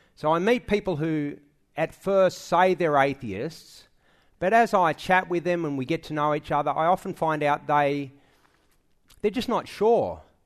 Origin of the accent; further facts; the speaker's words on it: Sydney, New South Wales, Australia; I was born in Manly Hospital